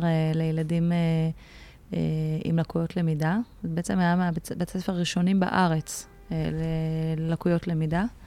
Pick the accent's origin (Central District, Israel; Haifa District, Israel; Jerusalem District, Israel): Haifa District, Israel; Haifa; also born or lived in Aloney Yitzhak youth village; now in Tel Aviv, Israel; בחיפה. זאת אומרת, גדלתי בכפר נוער אלוני יצחק, גיל 6, ואז עברנו חיפה, והיינו גם קצת בשליחויות, כי שני ההורים שלי היו מורים, אבל הבייס זה חיפה, זאת עיר אם